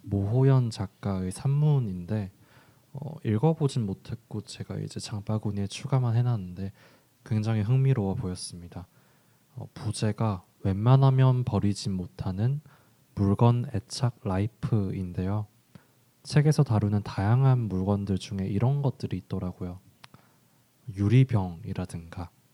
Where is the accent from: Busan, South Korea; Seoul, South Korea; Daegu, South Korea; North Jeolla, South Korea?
Busan, South Korea; moved away; 제가 고향이 부산이다 보니까